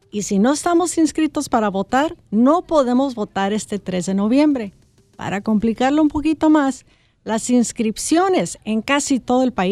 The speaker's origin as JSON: {"language": "Spanish", "town": "Ciudad Obregón", "region": "Sonora", "country": "Mexico", "tie": "born or raised there", "moved": "yes", "lives_now": "Los Angeles, United States", "said": "mi mami mexicana del Distrito Federal y yo crecí en Ciudad Obregón, Sonora."}